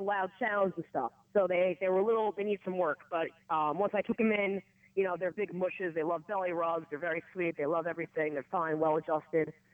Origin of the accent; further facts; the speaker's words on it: Greenlawn, New York, United States; now in Elmira, United States; I hail from Long Island